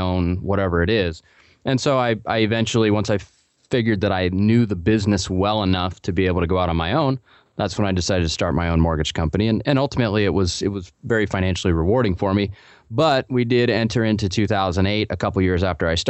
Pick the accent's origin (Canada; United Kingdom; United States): United States; Portland; also born or lived in Colorado; I grew up in Portland.